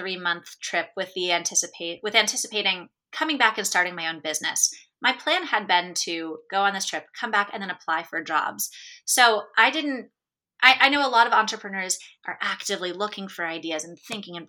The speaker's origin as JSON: {"language": "English", "country": "United States", "said": "as an American"}